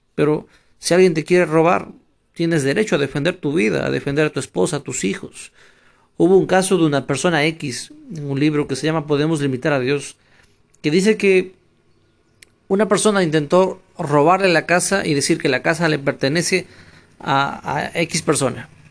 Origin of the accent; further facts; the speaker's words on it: Ecuador; also born or lived in Ukraine; now in Spain; soy ecuatoriano.